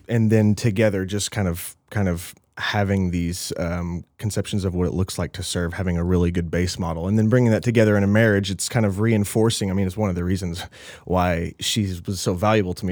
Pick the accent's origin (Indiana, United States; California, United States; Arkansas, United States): Arkansas, United States; Little Rock; moved away; I'm Little Rock, Arkansas